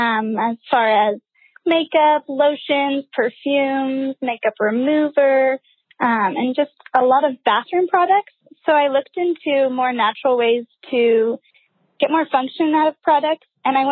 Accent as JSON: {"language": "English", "town": "Fresno", "region": "California", "country": "United States", "said": "I'm from Fresno, California."}